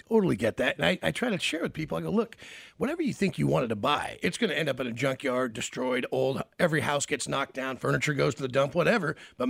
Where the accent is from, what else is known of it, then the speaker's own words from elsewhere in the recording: Memphis, Tennessee, United States; I grew up with in Memphis, Tennessee